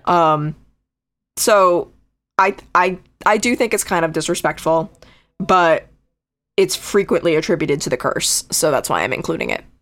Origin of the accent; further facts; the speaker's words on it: Connecticut, United States; moved away; that's my home state. I'm not there anymore